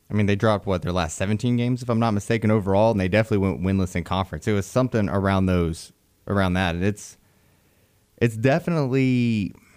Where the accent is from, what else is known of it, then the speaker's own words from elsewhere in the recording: Beulah, Alabama, United States; growing up in Beulah up there close to Valley